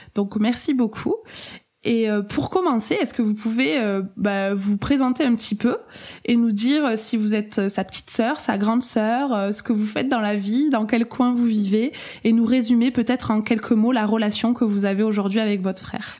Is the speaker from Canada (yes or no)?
no; France; accent: accent chantant (sing-song accent)